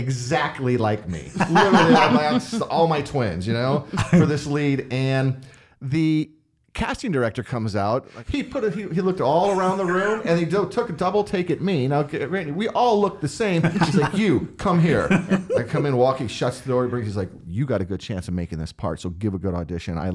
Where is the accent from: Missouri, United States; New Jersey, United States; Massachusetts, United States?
Missouri, United States; St. Louis; moved away; also born or lived in Florida; I was born in St. Louis, Missouri.